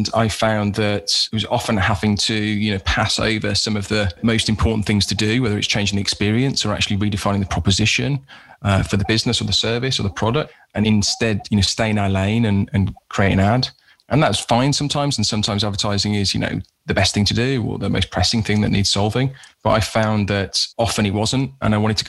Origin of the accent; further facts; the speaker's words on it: Birmingham, West Midlands, United Kingdom; I was like from Birmingham.